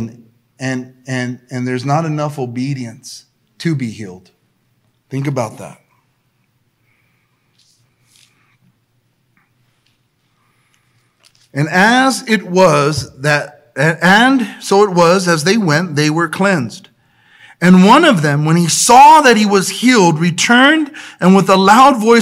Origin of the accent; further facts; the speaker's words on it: El Monte, California, United States; I was a kid from El Monte, and I believed that I can be different because of Jesus